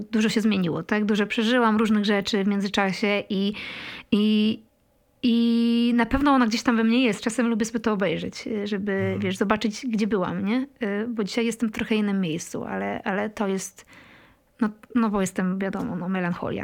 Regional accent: Poland; moved away as an adult; also born or lived in Kraków; pochodzisz z takiej małej miejscowości i wiesz, dorastasz w latach 90. miejscowości, której jest tam 700 mieszkańców

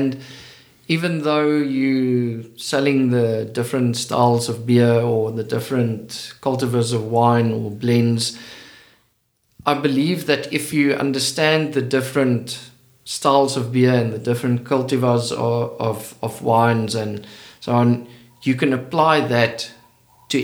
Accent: Western Cape, South Africa; moved away as an adult; also born or lived in Stellenbosch; now in KwaZulu-Natal, South Africa; I grew up in the Cape. And in the Cape, wine is part of culture.

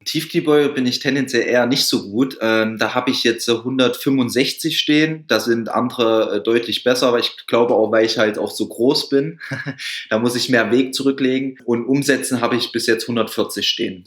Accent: Thuringia, Germany; bei uns in Thüringen

